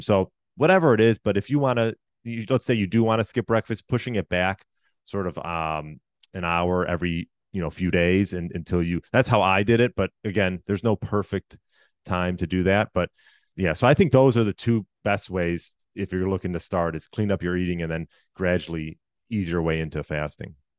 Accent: Chicago, Illinois, United States; also born or lived in Deerfield, Illinois; I was born outside Chicago, uh, yeah, just, just outside Chicago, Illinois

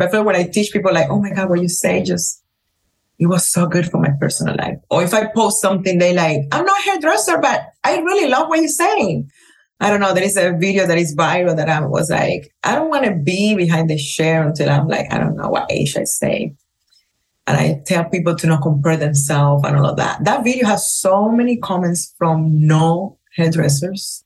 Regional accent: Cuba; English is a second language; moved away as an adult; also born or lived in Las Vegas, United States; now in Miami, United States; my experience growing up in Cuba

